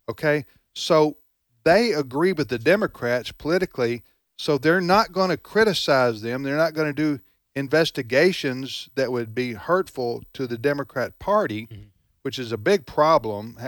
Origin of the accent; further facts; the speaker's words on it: the South, Southern United States, United States; I understood you as a fellow Southerner